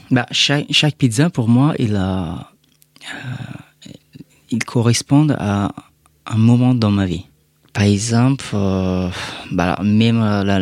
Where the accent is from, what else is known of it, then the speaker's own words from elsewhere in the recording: Afghanistan; now in France; Quand j'ai quitté l'Afghanistan, et bah, j'étais un réfugié.